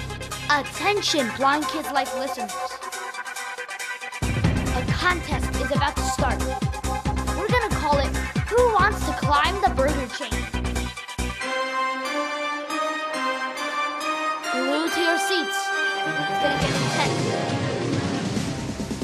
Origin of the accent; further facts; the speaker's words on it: Shanghai, China; moved away; Standing in my home city of Shanghai, China